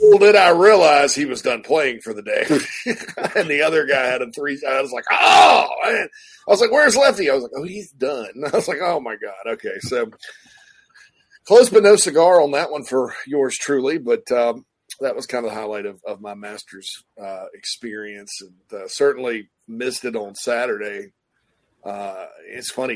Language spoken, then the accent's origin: English; Spartanburg, South Carolina, United States; my hometown of Spartanburg.